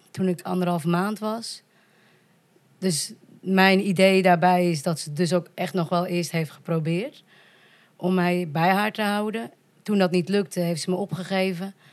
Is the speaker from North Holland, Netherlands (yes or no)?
yes; Volendam, North Holland, Netherlands; moved away as an adult; also born or lived in Colombia; now in Leiderdorp, Netherlands; Ik ben geadopteerd uit Colombia. Ik woon momenteel in Leiden-dorp, maar ik ben opgegroeid in Volendam. en ik ben 38 jaar.